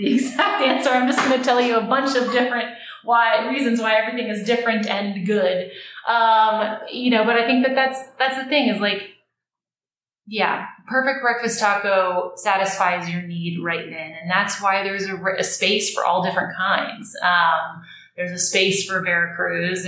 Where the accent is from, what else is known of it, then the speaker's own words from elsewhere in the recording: Austin, Texas, United States; moved away as an adult; now in New York, United States; I was born and raised in Austin and then went to UT